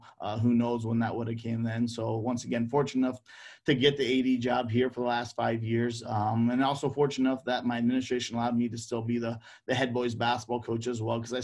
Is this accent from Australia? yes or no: no; Denison, Iowa, United States; growing up in Denison